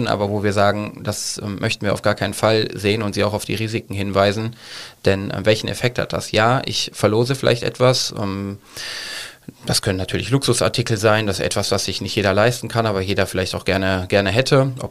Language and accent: German; Cologne, North Rhine-Westphalia, Germany; ich komme aus Köln.